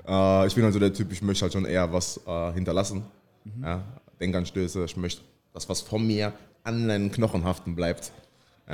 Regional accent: Mannheim, Baden-Württemberg, Germany; geboren in Mannheim, komme aus Mannheim

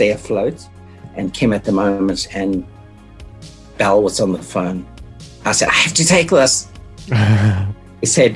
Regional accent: Durban, KwaZulu-Natal, South Africa; also born or lived in Caribbean; now in Hamilton, Canada; I grew up in South Africa, Durban, right during apartheid

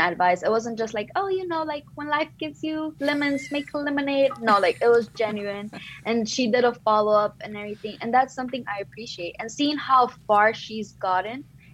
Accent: Miami, Florida, United States; first language Spanish; English is a second language; moved away as an adult; now in Boston, United States; I was born and raised in Miami.

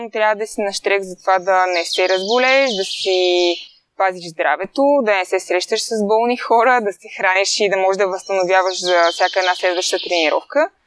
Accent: Bulgaria; аз съм от България и няма как тук нямаме толкова много сняг

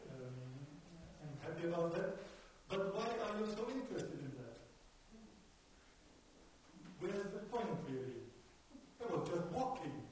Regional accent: Munich, Bavaria, Germany; first language German; English is a second language; I'm not a native English speaker. I'm from Germany, from Munich

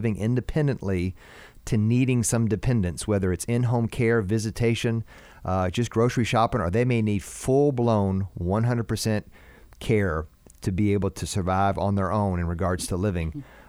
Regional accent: United States; here we come from America.

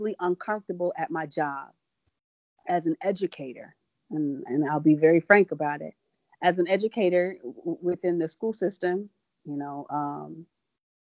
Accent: Midwest, United States; us from the Midwest

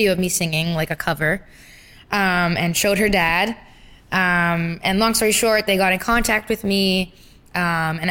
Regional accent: Brampton, Ontario, Canada; I'm from Brampton, Ontario.

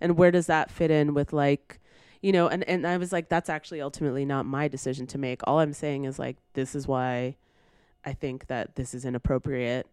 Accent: Brampton, Ontario, Canada; moved away; I'm from Brampton

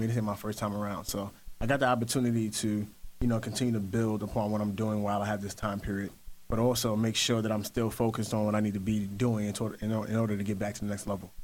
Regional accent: New York City, New York, United States; I'm from Williamsburg Projects in Brooklyn

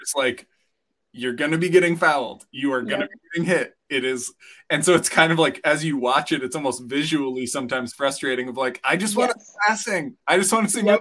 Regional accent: near Bemidji, Minnesota, United States; moved away; we grew up near Bemidji

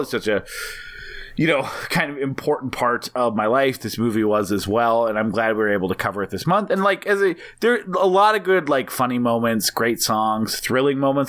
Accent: Montana, United States; also born or lived in North Dakota; I grew up mostly in Montana and North Dakota

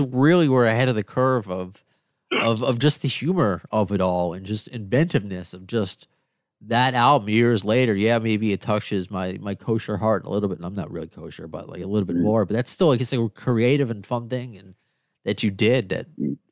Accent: Long Island, New York, United States; also born or lived in Queens, New York; Even being from New York, where I, I kind of grew up on Long Island

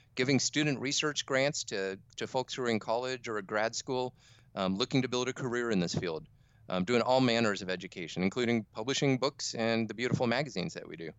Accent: Fallbrook, California, United States; also born or lived in Midwest; I grew up in Fallbrook, a little nowhere town in Southern California

